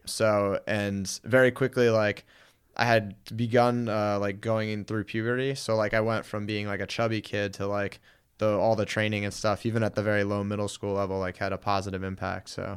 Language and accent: English; Guilford, Connecticut, United States; moved away as an adult; also born or lived in Springfield, Massachusetts; now in Los Angeles, United States; I grew up in Connecticut in the New Haven area, um, town called Guilford.